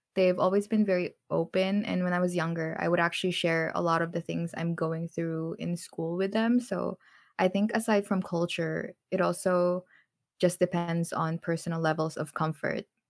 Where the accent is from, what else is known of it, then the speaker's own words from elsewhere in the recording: Philippines; moved away; also born or lived in North America; when I was still in the Philippines